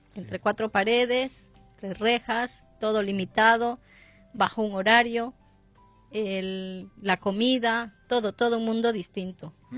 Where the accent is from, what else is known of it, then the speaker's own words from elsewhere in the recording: Ecuador; now in Spain; yo soy ecuatoriana